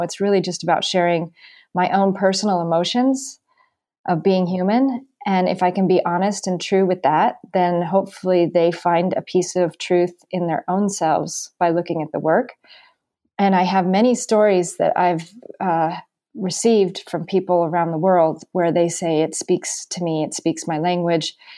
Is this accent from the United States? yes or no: yes; Carmel, California, United States; moved away as an adult; also born or lived in New York City; now in Greenwich, Connecticut, United States; my hometown of Carmel